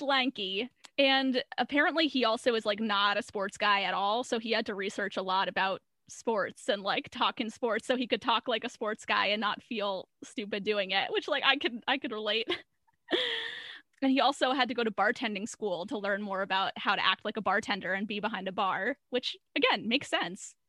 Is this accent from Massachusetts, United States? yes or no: yes; Boston, Massachusetts, United States; I'm from the Boston area